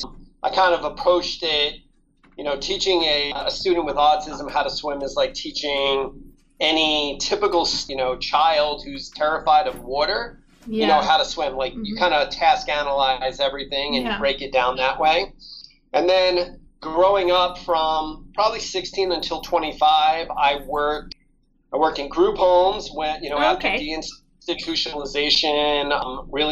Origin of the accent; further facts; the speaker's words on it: New York, United States; now in Nevada, United States; I grew up in New York and born and bred in New York